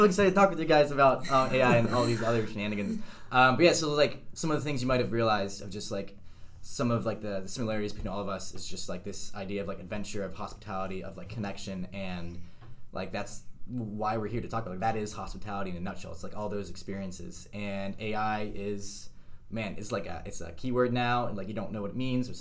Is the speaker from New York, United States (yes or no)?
no; State College, Pennsylvania, United States; I grew up in State College, right where Penn State is